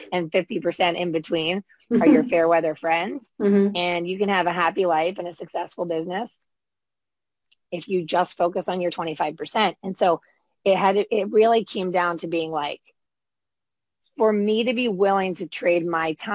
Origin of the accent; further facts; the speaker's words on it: United States; accent: American; I'm in the States